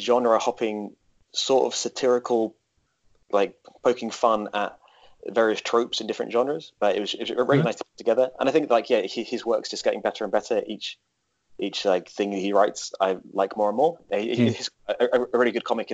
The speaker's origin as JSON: {"language": "English", "area": "Essex", "region": "East of England", "country": "United Kingdom", "tie": "born or raised there", "moved": "yes", "said": "I used to work in a comic book shop back in my hometown in Essex"}